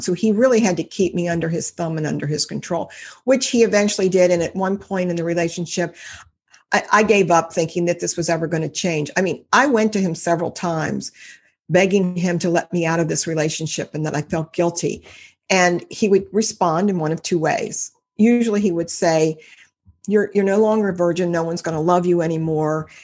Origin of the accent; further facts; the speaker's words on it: Cincinnati, Ohio, United States; from Cincinnati, Ohio. I've lived here all my life